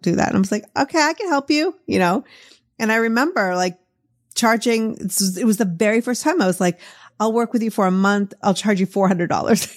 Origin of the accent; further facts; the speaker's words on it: Boston, Massachusetts, United States; accent: Boston; my Boston accent